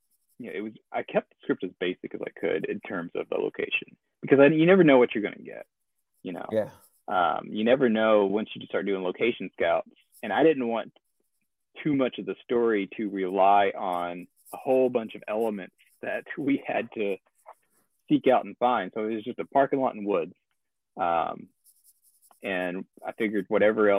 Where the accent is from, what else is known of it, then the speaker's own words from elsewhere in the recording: Arkansas, United States; I live in Arkansas right now. So, that was kind of, I thought, if nothing else, like, I'm going to shoot it here in my hometown